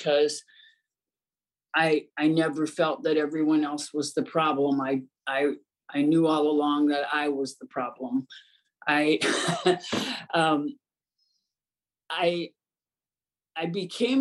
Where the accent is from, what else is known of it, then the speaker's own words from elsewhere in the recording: Ohio, United States; I grew up in Ohio in a small town